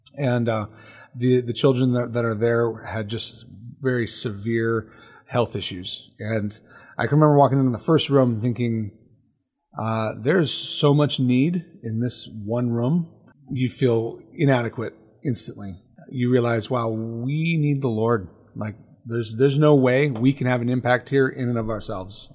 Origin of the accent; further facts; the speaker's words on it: United States; as American believers